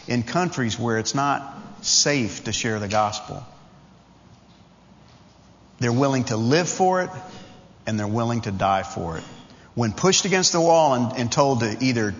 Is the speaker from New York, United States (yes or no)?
yes; Long Island, New York, United States; Some obscure kid growing up on Long Island, New York, the son of a Baptist preacher